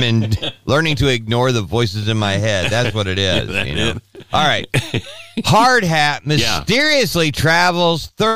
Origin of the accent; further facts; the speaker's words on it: Southern California, United States; also born or lived in Albuquerque, New Mexico; I grew up in Southern California.